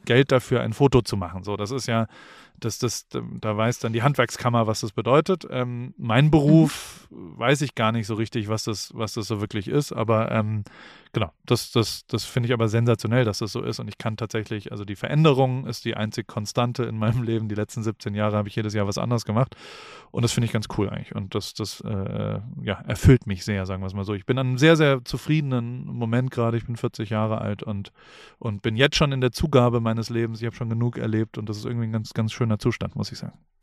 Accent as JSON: {"language": "German", "town": "Heidelberg", "region": "Baden-Württemberg", "country": "Germany", "tie": "born or raised there", "moved": "yes", "said": "der in Heidelberg groß geworden ist, in, in Neuenheim aufgewachsen ist"}